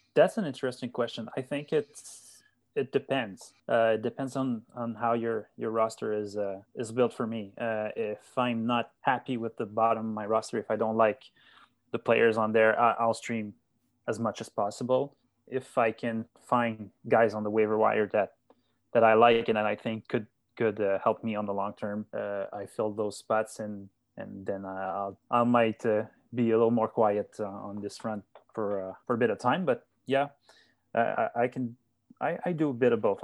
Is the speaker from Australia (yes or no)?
no; Gatineau, Quebec, Canada; I'm from Gatineau, as you said. It's, uh, it's about ten minutes, I live about ten minutes from, uh, from downtown Ottawa